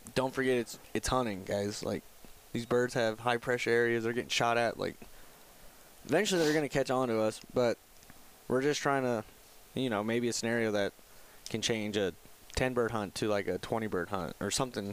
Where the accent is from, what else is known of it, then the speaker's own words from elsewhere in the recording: Wyoming, United States; I'm actually originally from Wyoming